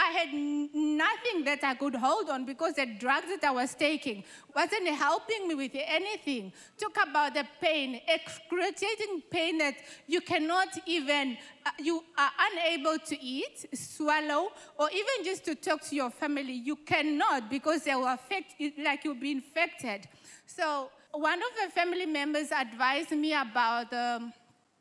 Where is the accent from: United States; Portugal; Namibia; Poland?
Namibia; I am from Namibia